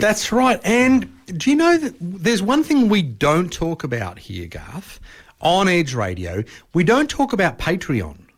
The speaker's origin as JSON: {"language": "English", "country": "Australia", "said": "we're Australian"}